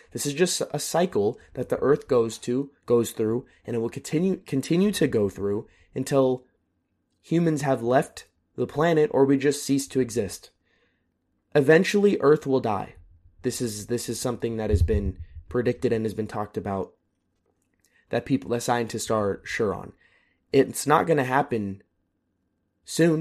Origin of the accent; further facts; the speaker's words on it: United States; now in Europe; I am very proud and very grateful to be an American